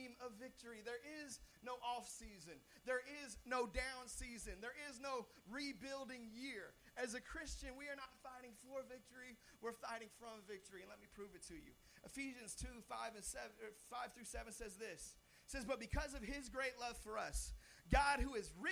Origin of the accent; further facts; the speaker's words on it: Seattle, Washington, United States; I'm from Seattle, Washington